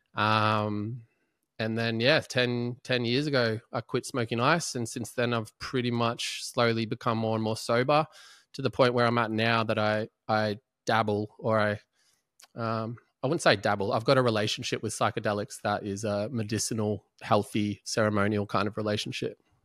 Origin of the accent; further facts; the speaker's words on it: Melbourne, Victoria, Australia; also born or lived in Ormond / Prahran; I grew up in Balaclava till the age of fifteen